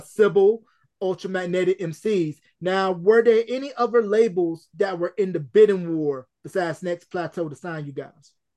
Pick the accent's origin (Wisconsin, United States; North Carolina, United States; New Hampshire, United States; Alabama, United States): North Carolina, United States; my hometown in North Carolina